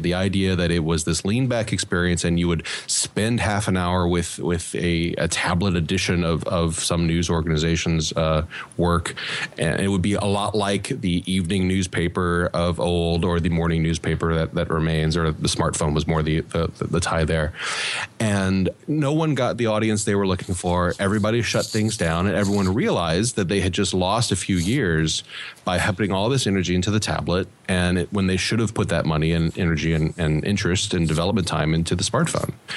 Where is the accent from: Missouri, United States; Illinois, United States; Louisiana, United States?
Louisiana, United States; South; I'm a Cajun from South Louisiana